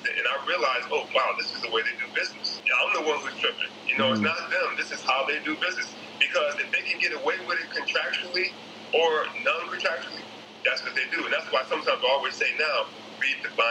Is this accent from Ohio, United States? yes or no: no; Detroit, Michigan, United States; I grew up in Detroit, Michigan